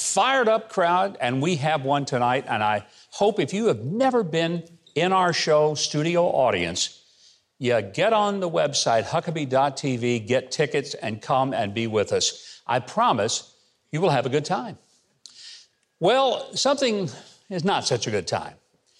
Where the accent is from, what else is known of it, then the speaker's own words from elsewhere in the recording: Arkansas, United States; my home state of Arkansas